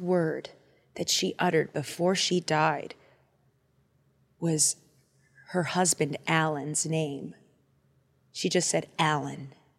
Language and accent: English; Boston, Massachusetts, United States; But I'm from Boston.